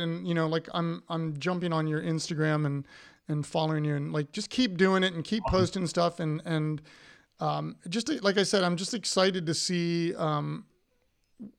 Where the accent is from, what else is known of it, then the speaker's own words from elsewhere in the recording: Upper Arlington, Ohio, United States; moved away; Jack Nicklaus is from my hometown